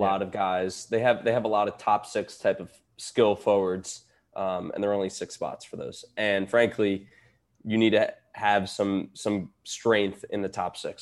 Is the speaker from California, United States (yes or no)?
no; New York, United States; I grew up in New York